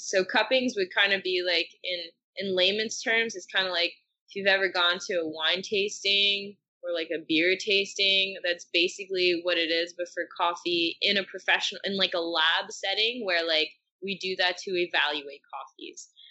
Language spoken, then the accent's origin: English; Gatineau, Quebec, Canada; moved away as an adult; now in Montreal, Canada; I'm from Gatineau